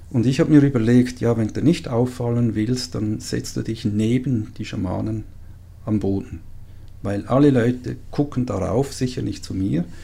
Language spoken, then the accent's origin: German; Switzerland; äh, ich bin Schweizer.